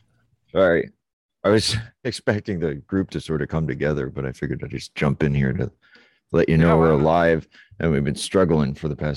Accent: Northampton, Massachusetts, United States; I grew up around Northampton.

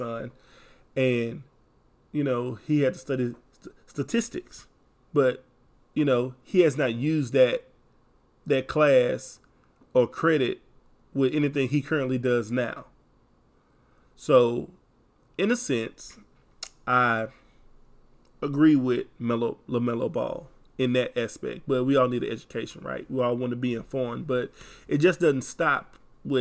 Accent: Texas, United States; accent: Texas country accent; Have a country accent because I'm from Texas.

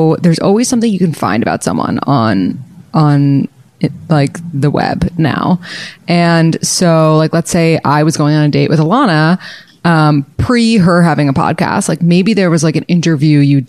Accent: New York City, New York, United States; I'm from New York City

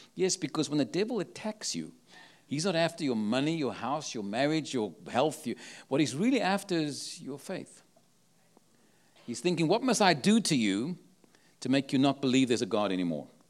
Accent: Cape Town, Western Cape, South Africa; now in San Antonio, United States; I was born in Cape Town, South Africa

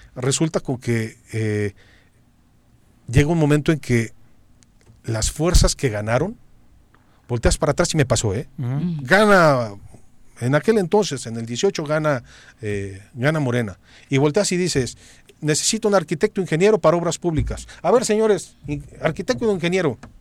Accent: Cuernavaca, Morelos, Mexico; somos de Cuernavaca

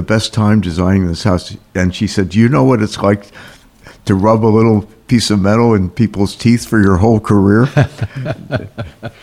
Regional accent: Princeton, New Jersey, United States; also born or lived in Canada / Camden, New Jersey / Cranbury, New Jersey; I actually grew up in Princeton

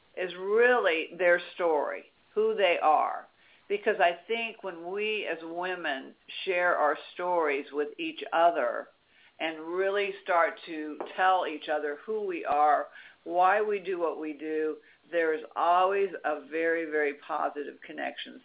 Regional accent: Washington D.C. area, District of Columbia, United States; I grew up in Washington D.C. area

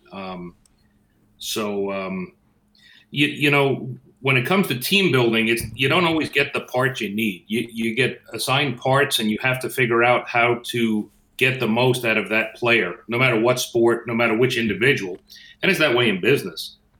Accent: Northeast, United States; moved away; I'm from the Northeast, so everybody's a guy to me

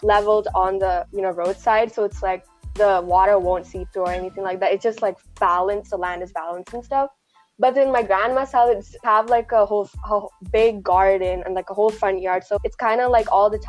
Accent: Malayali, Kerala, India; moved away; We should all be proud to be, you know, Malayali

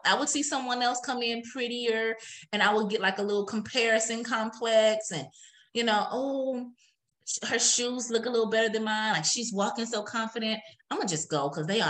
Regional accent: Wisconsin, United States; From Wisconsin.

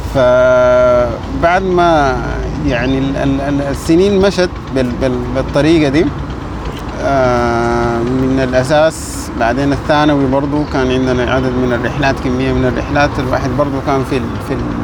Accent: Ad-Damir, River Nile, Sudan; moved away as an adult; now in Khartoum, Sudan; من منطقة اسمها الدامر في ولاية نهر النيل

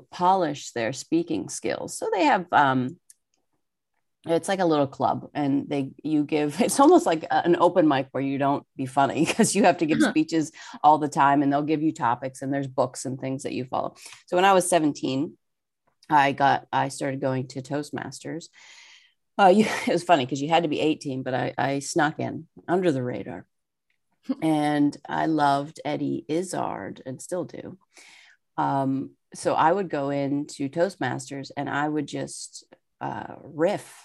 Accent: Pittsburgh, Pennsylvania, United States; also born or lived in Seattle; now in New Jersey, United States; I grew up in Pittsburgh, Pennsylvania

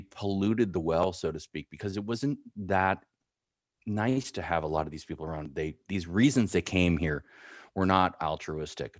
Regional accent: San Francisco, California, United States; also born or lived in Marin County / East Bay / Big Horn, Wyoming; I grew up in San Francisco, in Marin County and the East Bay

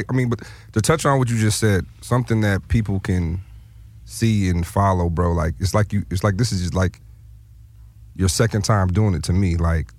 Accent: Lansing, Michigan, United States; Listen, I'm from Lansing, Michigan originally.

